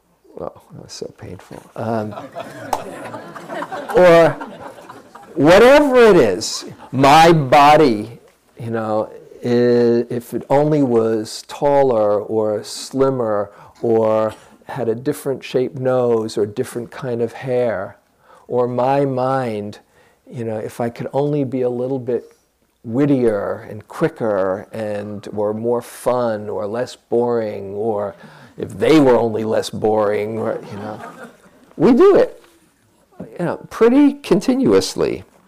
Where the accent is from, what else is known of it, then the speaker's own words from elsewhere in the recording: California, United States; I'm from the Bay Area, you know.